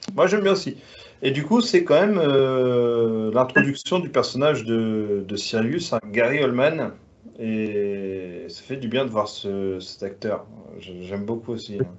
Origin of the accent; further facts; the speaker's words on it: France; je suis français